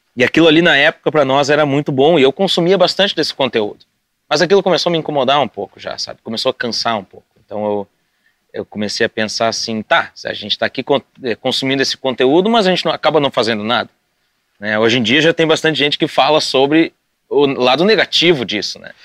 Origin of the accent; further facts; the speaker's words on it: Sapiranga, Rio Grande do Sul, Brazil; moved away as an adult; eu cresci em Sapiranga